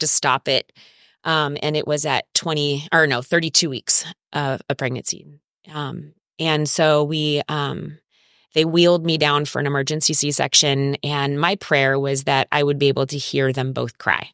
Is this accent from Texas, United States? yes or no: no; Orange County, California, United States; moved away as an adult; now in San Diego, United States; I am from Orange County